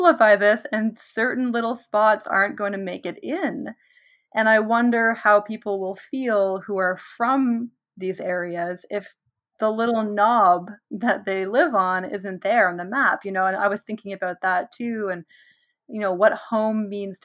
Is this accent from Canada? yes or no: yes; Nova Scotia, Canada; growing up in Nova Scotia